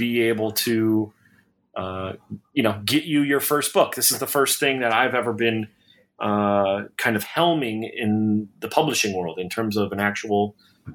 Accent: Detroit, Michigan, United States; moved away as an adult; now in Nashville, United States; I was born and raised in Detroit

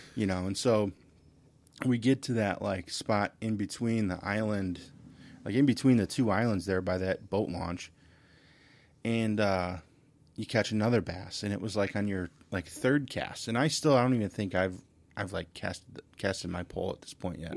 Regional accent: Redford, Michigan, United States; I grew up in Redford, so I know uh, you guys are all familiar with Redford, and uh, graduated from high school there, and you know Thurston High School.

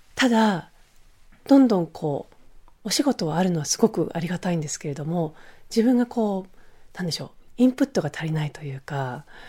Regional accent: Switzerland; now in Japan; まあスイス出身なので

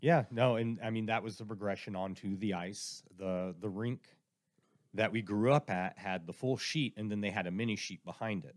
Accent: Indiana, United States; also born or lived in Texas; I was born in Texas, but uh, at a young age, we moved to Indiana

